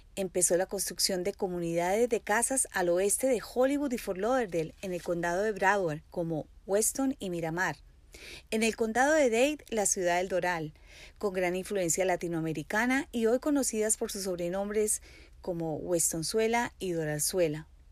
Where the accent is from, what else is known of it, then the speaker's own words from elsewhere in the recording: Colombia; moved away as an adult; also born or lived in Barranquilla; now in Miami, United States; Soy colombiana